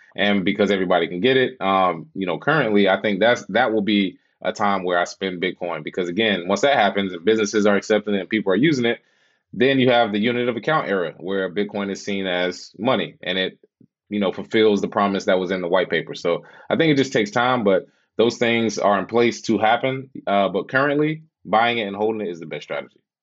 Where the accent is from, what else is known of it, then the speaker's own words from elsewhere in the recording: Charlotte, North Carolina, United States; moved away as an adult; also born or lived in Los Angeles; originally from Charlotte, and uh, yeah, moved out to LA when I was 28